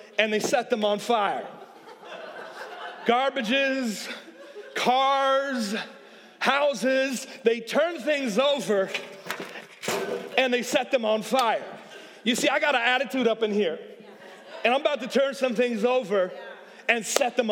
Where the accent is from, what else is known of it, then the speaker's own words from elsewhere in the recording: Oakland, California, United States; now in Atlanta, United States; I'm from Oakland